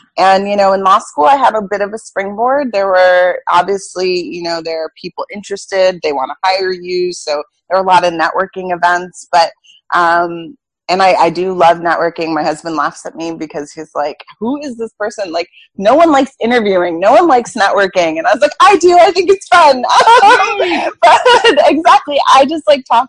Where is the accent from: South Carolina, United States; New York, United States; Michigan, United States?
New York, United States; moved away as an adult; now in Boston, United States; I'm from New York, but I now live in Boston.